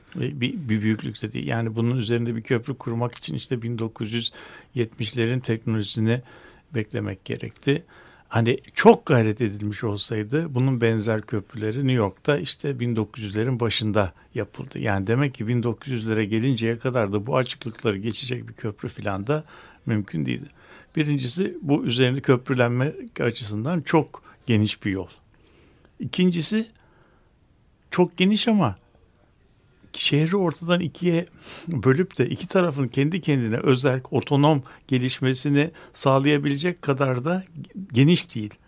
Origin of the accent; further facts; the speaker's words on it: Istanbul, Turkey; bir İstanbullu olarak, şehirli olarak